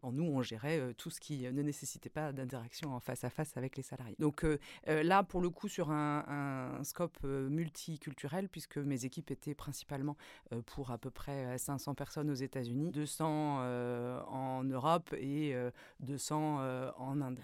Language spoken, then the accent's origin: French; Brittany, France; moved away as an adult; also born or lived in north of France / United States; Je, je, suis originaire de la Bretagne